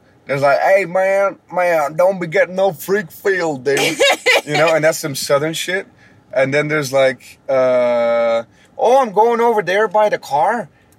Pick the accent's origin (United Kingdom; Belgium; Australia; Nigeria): Belgium; Antwerp, Flanders; accent: Antwerp; moved away; I am an Antwerp guy, so we have like a strong accent.